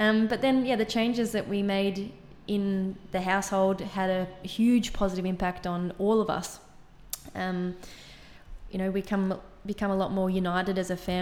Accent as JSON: {"language": "English", "town": "Miners Rest", "region": "Victoria", "country": "Australia", "tie": "born or raised there", "said": "I grew up in Ballarat, or actually I grew up in Miner's Rest, so outside Ballarat."}